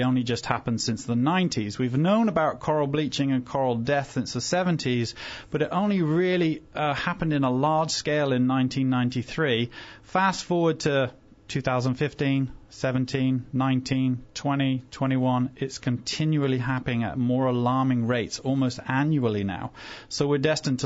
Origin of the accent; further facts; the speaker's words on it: England, United Kingdom; moved away; also born or lived in Fiji; England, originally